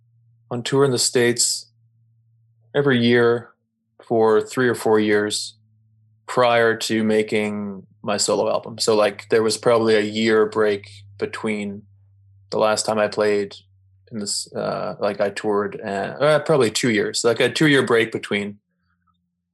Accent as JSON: {"language": "English", "town": "Toronto", "region": "Ontario", "country": "Canada", "also_born_or_lived": "Ottawa", "moved": "as an adult", "lives_now": "Montreal, Canada", "said": "I'm originally from Toronto."}